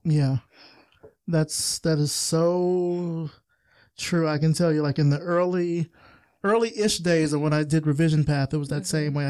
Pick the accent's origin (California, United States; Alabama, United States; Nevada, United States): Alabama, United States; I'm from Alabama